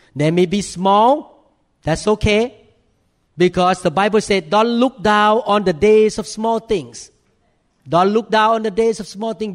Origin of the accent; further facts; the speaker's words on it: Thailand; accent: thick accent; English is a second language; moved away as an adult; now in United States; in America as a Thai man